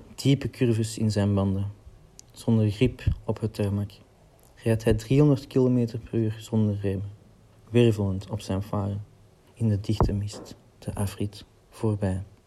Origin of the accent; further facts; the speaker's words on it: Lier, Flanders, Belgium; ik kom uit Lier, Antwerpen